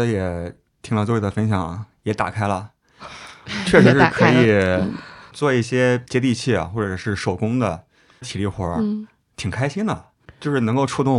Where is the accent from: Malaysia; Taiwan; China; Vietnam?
China; Xuzhou, Jiangsu; also born or lived in Qidong; 我是徐州人，然后我初中在启东，也算是南通。